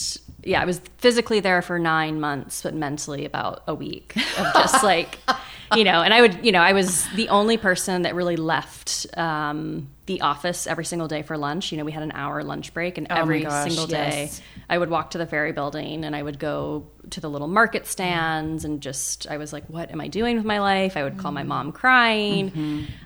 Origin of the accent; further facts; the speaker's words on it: Charleston, South Carolina, United States; moved away as an adult; also born or lived in Jackson Hole, Wyoming / San Francisco, California; born and raised in Charleston